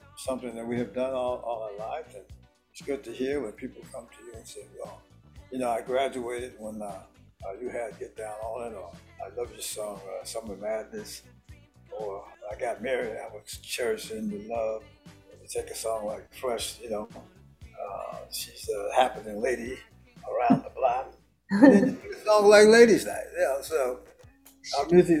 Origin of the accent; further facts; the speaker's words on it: Youngstown, Ohio, United States; moved away; also born or lived in Jersey City, New Jersey; My brother and I, we're from Youngstown, Ohio. We moved to Jersey City